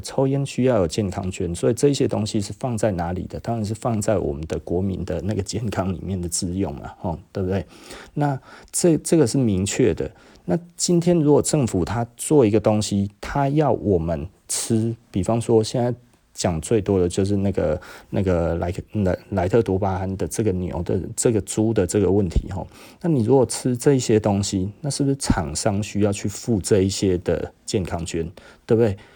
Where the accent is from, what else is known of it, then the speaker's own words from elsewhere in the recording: Taiwan; 我们台湾人